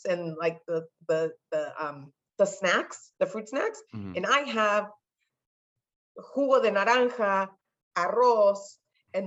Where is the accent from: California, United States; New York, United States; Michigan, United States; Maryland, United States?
California, United States; first language Spanish; English is a second language; I'm born in the United States, I'm born in California. My first language is Spanish